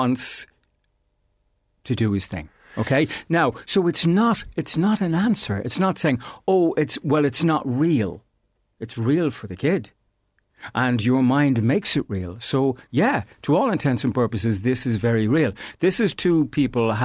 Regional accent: Ireland; as Irish people

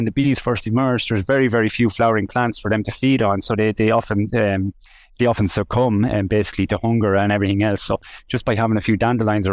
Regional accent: Mountmellick, Laois, Ireland; I'm from Mount Mellick. I spent my childhood on the bog

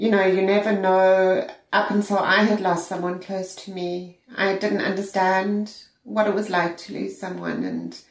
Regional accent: South Africa; moved away as an adult; now in Ireland; I'm originally from South Africa. I've been living in Ireland for 14 years.

